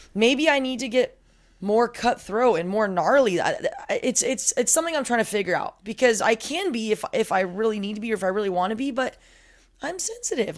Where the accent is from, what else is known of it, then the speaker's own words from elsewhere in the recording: Southern California, United States; also born or lived in San Diego; I'm from Southern California, but I was commuting from San Diego